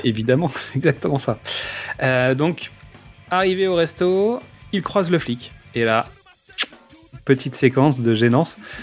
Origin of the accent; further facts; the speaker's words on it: France; avec lesquels on a grandi, nous, en France aussi